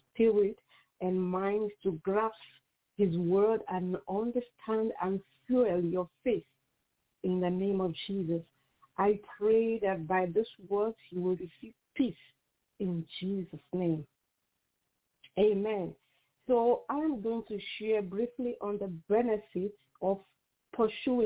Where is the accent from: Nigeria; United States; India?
Nigeria; I am from Nigeria, and I am a mother, a wife, a pastor, and author